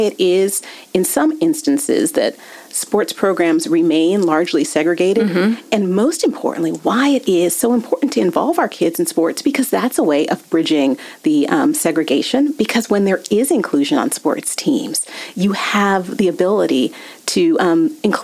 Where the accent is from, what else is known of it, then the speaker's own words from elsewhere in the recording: Bay Area, California, United States; I was born and raised in the Bay Area